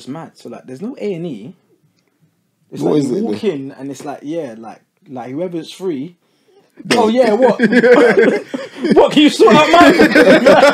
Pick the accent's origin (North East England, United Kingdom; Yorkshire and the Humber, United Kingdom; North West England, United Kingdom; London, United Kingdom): London, United Kingdom; Croydon; also born or lived in Guyana; I'm from England